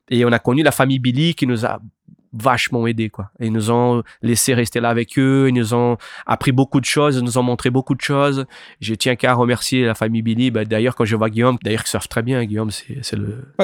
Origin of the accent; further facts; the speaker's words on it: Itacoatiara, Rio de Janeiro, Brazil; now in France; on vient de Itacoatiara. C'est là d'où vient les surfeurs Bruno Santos et Guilherme Merdi. Voilà, eux ils viennent de cette, même endroit-là. Donc on a, grandi là en fait. On a commencé à surfer là. Euh, du coup, ben, on est venu en France